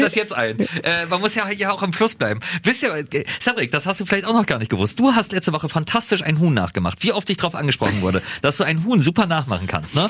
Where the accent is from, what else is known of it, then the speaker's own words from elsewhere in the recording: Germany; als Deutscher